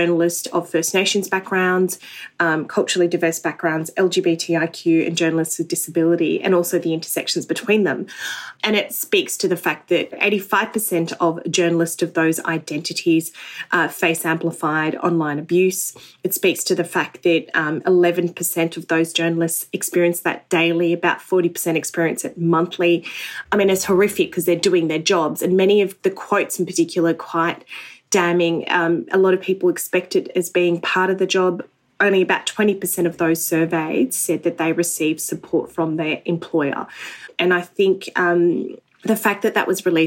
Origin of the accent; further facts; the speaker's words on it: Australia; an Australian Muslim